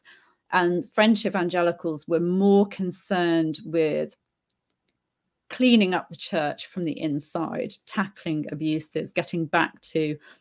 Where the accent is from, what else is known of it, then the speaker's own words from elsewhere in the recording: Warwickshire, West Midlands, United Kingdom; I grew up in Warwickshire